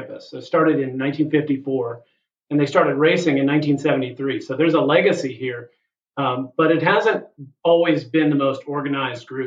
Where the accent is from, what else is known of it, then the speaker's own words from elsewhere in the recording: Charleston, South Carolina, United States; moved away as an adult; also born or lived in Virginia; now in Raleigh, United States; I'm originally from Charleston, South Carolina